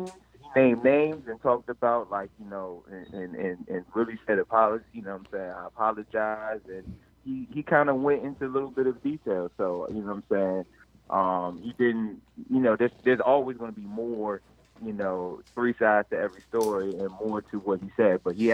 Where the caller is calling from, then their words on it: Takoma Park, Maryland, United States; I'm calling from Tacoma Park.